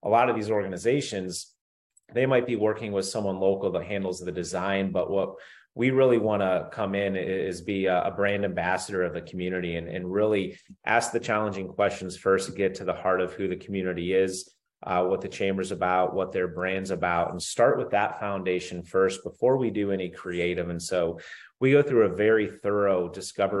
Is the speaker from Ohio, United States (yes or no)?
yes; Northeast Ohio, United States; I grew up in Northeast Ohio